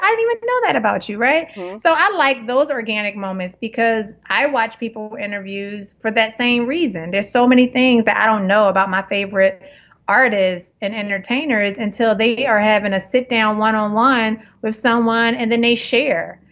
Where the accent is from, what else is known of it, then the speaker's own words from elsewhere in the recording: Philadelphia, Pennsylvania, United States; now in Los Angeles, United States; growing up in Germantown